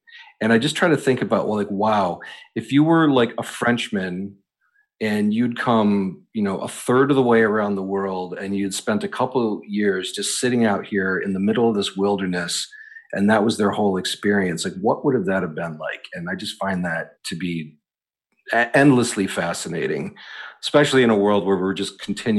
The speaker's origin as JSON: {"language": "English", "region": "Northeast", "country": "United States", "tie": "born or raised there", "lives_now": "New York City, United States", "said": "one of the benefits of living here in New York City and growing up in the Northeast is the proximity to so many of these things"}